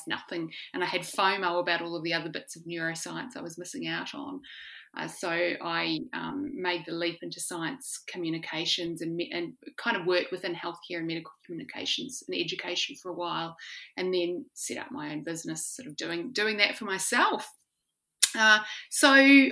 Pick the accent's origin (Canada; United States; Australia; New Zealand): New Zealand; I'm from New Zealand